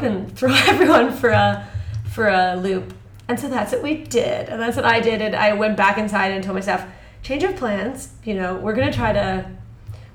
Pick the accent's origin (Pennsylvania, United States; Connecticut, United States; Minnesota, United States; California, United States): Connecticut, United States; moved away as an adult; now in Shanghai, China; I kind of grew up in Connecticut, high school and stuff.